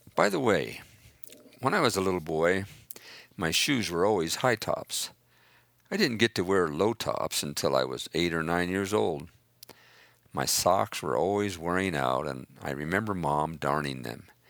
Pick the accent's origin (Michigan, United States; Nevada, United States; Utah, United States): Utah, United States; Price; I was born in Price, Utah